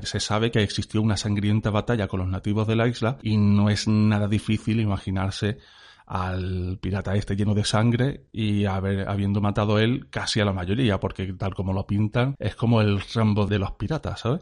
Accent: Cádiz, Andalusia, Spain; Yo soy de Cádiz

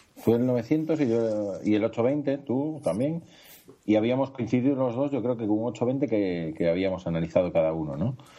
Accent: Galicia, Spain; somos gallegos

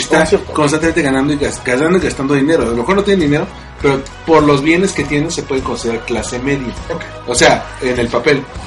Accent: Mexico; los mexicanos, por ya sea por las profesiones que tenemos, este, o por el o por, la cercanía geográfica con otros países de habla inglesa, tendemos a pochear mucho

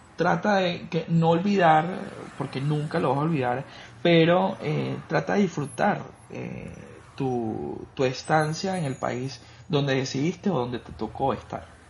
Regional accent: Caracas, Capital District, Venezuela; now in Costa Rica; yo vengo de Caracas

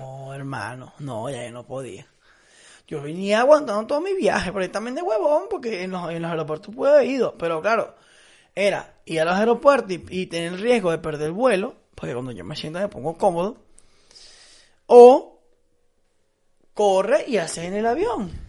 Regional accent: Venezuela; moved away as an adult; also born or lived in Dublin, Ireland / Italy; me volví para pa Venezuela

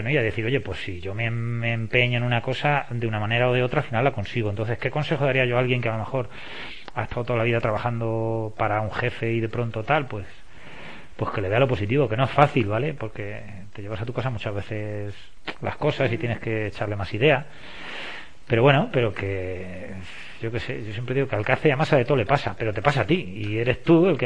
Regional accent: Castilla-La Mancha, Spain; digo, yo soy de la Mancha, de, Don Quijote de la Mancha, y todo el mundo sabe dónde está.

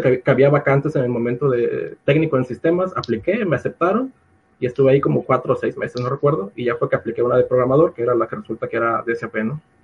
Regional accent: Acayucan, Veracruz, Mexico; moved away as an adult; campus allá en, Acayucan, de donde yo soy.

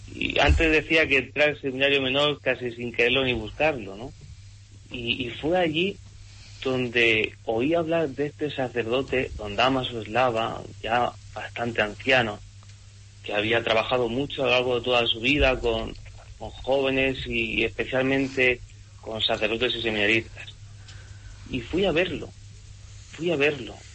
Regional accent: Monteagudo, Region of Murcia, Spain; De la huerta de Murcia, de ese pueblo de Monteagudo

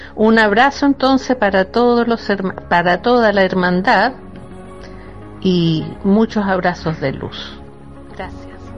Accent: Santiago, Santiago Metropolitan Region, Chile; soy de Santiago de Chile

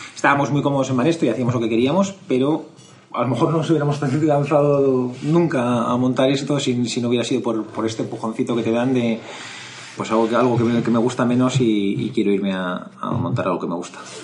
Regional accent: Madrid, Community of Madrid, Spain; yo soy de Madrid, estudié en los Jesuitas de Madrid

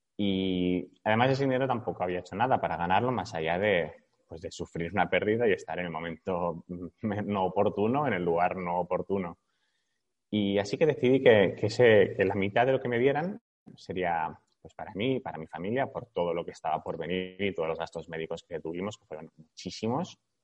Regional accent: Barcelona, Catalonia, Spain; tengo 33 años, soy de Barcelona

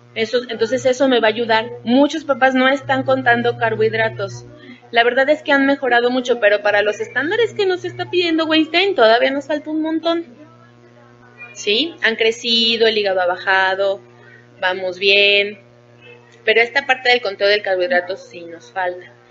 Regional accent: Puebla, Mexico; now in Mexico City, Mexico; yo soy de Puebla

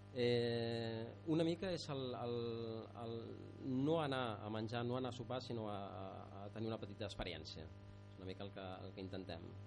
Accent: Barcelona, Catalonia, Spain; moved away as an adult; now in Maià de Montcal, Spain; de Barcelona eh, l'Anna i, i jo

